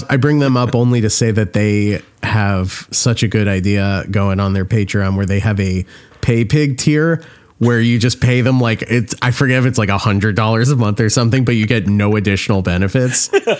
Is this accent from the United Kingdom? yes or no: no; New Jersey, United States; we're from New Jersey, and everyone in New Jersey is friends or relatives of the ….